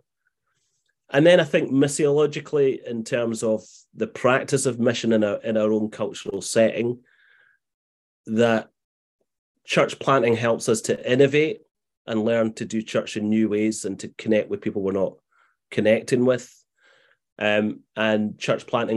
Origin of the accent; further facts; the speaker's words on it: Glasgow, Scotland, United Kingdom; moved away as an adult; also born or lived in Morningside, Edinburgh; now in Edinburgh, United Kingdom; despite living in Morningside now, I grew up in Glasgow